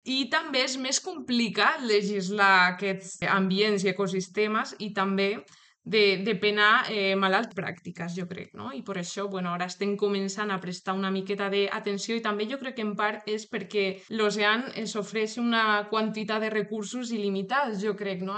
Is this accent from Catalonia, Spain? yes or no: no; Toledo, Castilla-La Mancha, Spain; Catalan is a second language; moved away as an adult; also born or lived in Madrid; now in Girona, Spain; Jo sóc de, de Toledo, se me, se me nota, jo crec que en l'accent